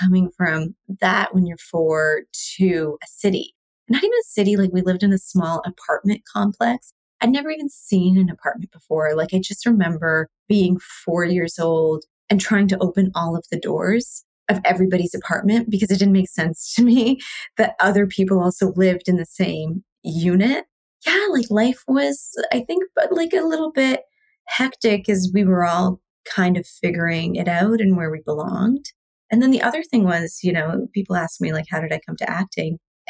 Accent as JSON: {"language": "English", "country": "Canada", "tie": "born or raised there", "also_born_or_lived": "India", "said": "So I was born in India. And so I moved to Canada with my mom and my sister. My dad was already here when I was 4."}